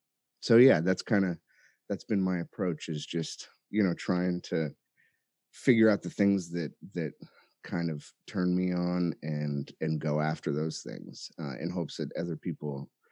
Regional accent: Chicago, Illinois, United States; born there; also born or lived in California; I was born in Chicago, and, you know, we ended up out in California after a while, but had kind of a pretty tumultuous upbringing.

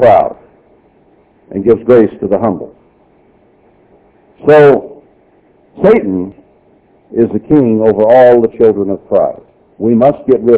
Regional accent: Texas, United States; I was born in Texas

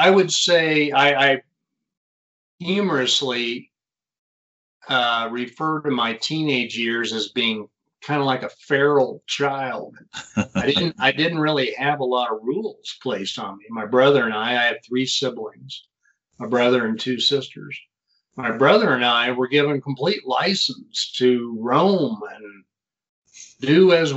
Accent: Lawrence, Kansas, United States; moved away as an adult; now in Denver, United States; I was born and raised in Kansas, actually, Lawrence, Eastern Kansas

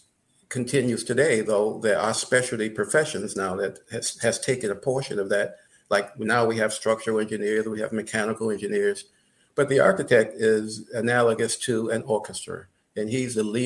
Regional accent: Michigan, United States; growing up in Michigan

